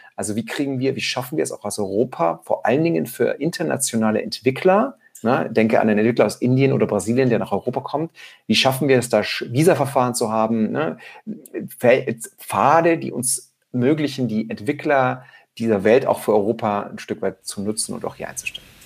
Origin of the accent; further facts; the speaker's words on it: near a small Austrian mountain village, Styria, Austria; in der Nähe, wo ich aufgewachsen bin